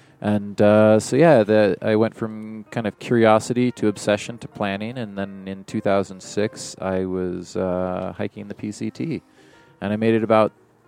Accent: Oregon, United States; also born or lived in Washington; I grew up all over Oregon and Washington.

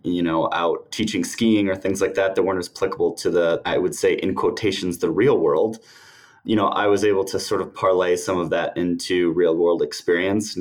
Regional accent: United States; moved away as an adult; also born or lived in United Kingdom; growing up in the States

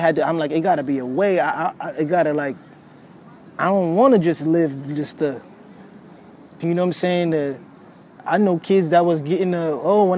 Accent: New York City, New York, United States; I'm from New York City.

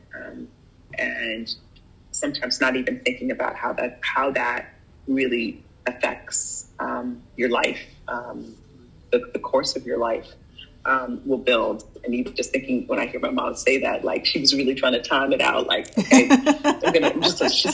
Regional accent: Chicago, Illinois, United States; moved away; I was born in Chicago. My parents were immigrants from Jamaica

